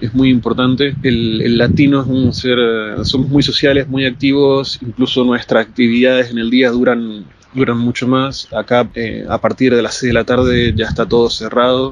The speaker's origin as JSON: {"language": "Spanish", "region": "Mendoza", "country": "Argentina", "moved": "as an adult", "lives_now": "New Zealand", "said": "soy de Mendoza y vivo en Nueva Zelanda hace aproximadamente dos, años"}